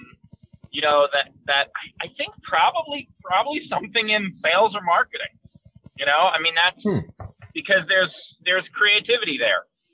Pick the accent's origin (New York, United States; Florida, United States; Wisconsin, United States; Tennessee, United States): New York, United States; New York City; I grew up in Queens